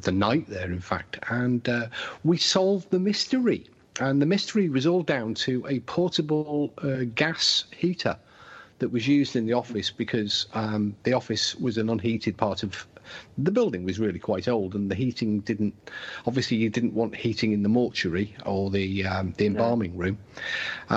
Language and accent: English; England, United Kingdom; we're English